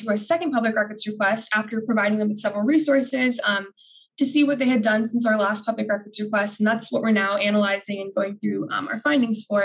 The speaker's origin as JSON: {"language": "English", "town": "Phoenix", "region": "Arizona", "country": "United States", "moved": "as an adult", "lives_now": "Washington, D.C., United States", "said": "I'm from Phoenix, Arizona"}